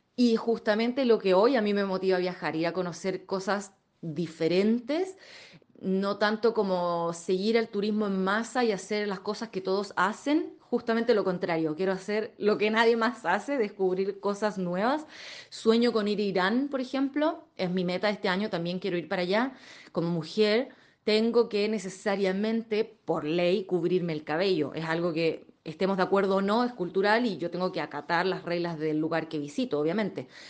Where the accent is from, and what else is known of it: Chile; moved away as an adult